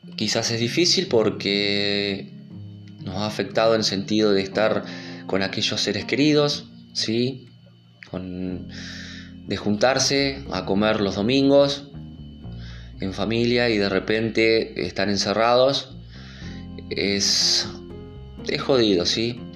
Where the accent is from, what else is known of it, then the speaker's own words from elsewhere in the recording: Argentina; en mi país, que es Argentina